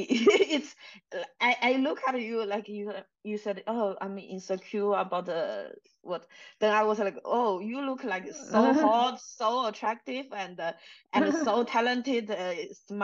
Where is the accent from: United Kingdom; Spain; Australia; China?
China; English is a second language; moved away; I'm from China. My English was really not so good